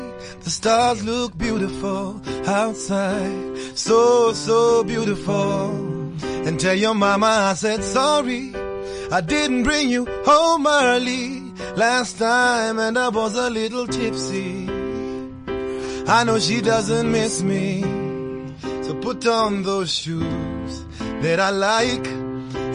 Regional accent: Kenya; we're Kenyan

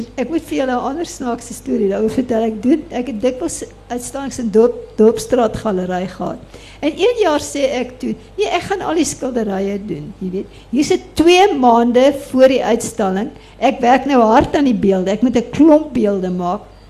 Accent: Durban, KwaZulu-Natal, South Africa; ek is toevallig op die Durbanstrandfront gebore, maar in die Addington Hospitaal

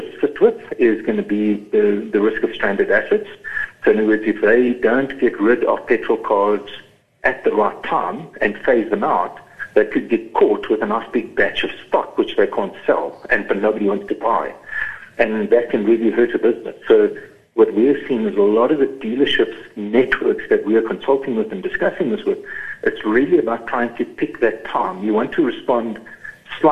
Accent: East London, Eastern Cape, South Africa; moved away; I grew up in East London, in the Cambridge area

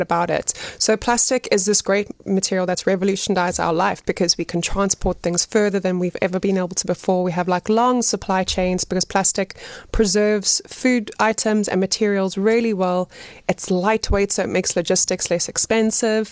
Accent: Pietermaritzburg, KwaZulu-Natal, South Africa; moved away as an adult; also born or lived in United Kingdom / China / Johannesburg / Cape Town; now in Gqeberha (Nelson Mandela Bay), South Africa; So I'm from Pietermaritzburg. I grew up there

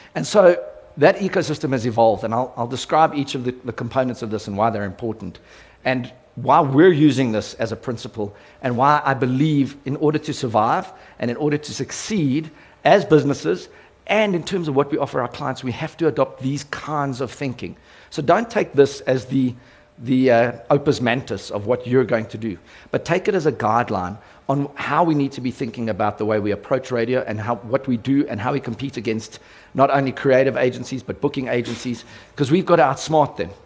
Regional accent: South Africa; my role as a South African

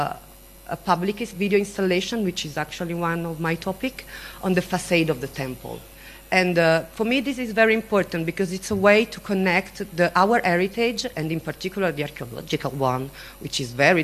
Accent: Italy; I'm coming from Italy

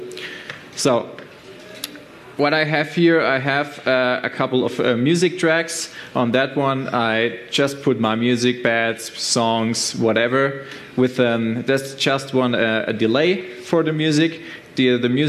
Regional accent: Stuttgart, Baden-Württemberg, Germany; I'm from Germany, Stuttgart

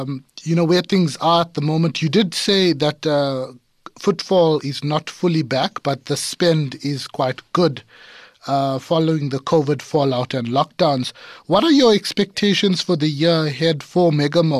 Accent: Durban, KwaZulu-Natal, South Africa; moved away; I'm formerly from Durban

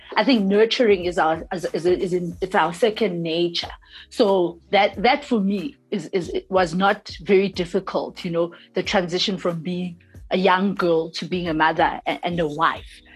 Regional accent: Soweto, Gauteng, South Africa; a girl born and bred in Soweto

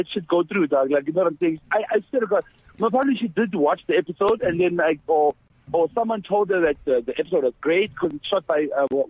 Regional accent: Ekurhuleni, Gauteng, South Africa; I'm from the East Rand.

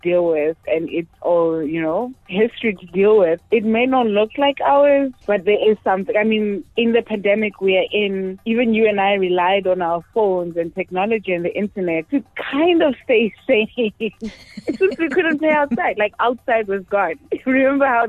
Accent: Pomfret, North West, South Africa; now in Pretoria, South Africa; I am from Pomfret in the Northwest Province, and I'm currently based in Pretoria

